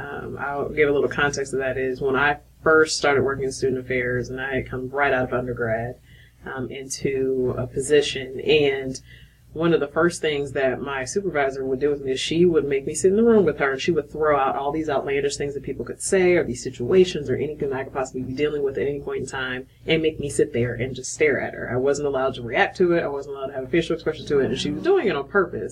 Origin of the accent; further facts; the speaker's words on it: Akron, Ohio, United States; moved away; also born or lived in Georgia / Tennessee; Originally from Akron, Ohio